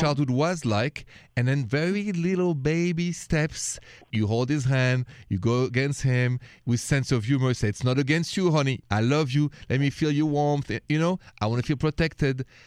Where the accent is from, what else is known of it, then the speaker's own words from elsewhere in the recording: France; accent: French; my accent is French